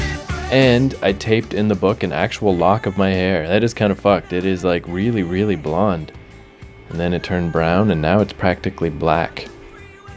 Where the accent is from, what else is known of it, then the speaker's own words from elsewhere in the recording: Fredericton, New Brunswick, Canada; I was born on September 18th, 1979, in Fredericton, New Brunswick.